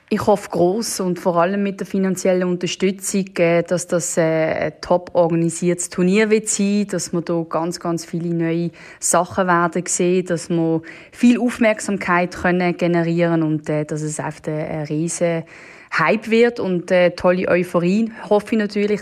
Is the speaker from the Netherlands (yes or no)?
yes; Netherlands; now in Switzerland; ich selber bin ja Holländerin